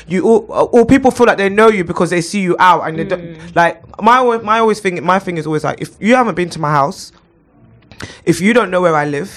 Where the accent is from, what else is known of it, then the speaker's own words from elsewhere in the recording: London, United Kingdom; I grew up in Clapham and Brixton